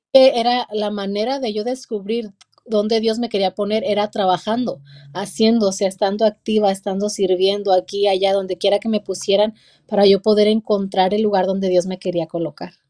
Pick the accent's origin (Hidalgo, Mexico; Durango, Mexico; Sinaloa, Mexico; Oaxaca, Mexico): Durango, Mexico; La Soledad; now in Hollister, United States; Soy de México, de un pequeño pueblito en la ciudad de Durango. Eh, un pueblito como de unos 900 habitantes, de ahí vengo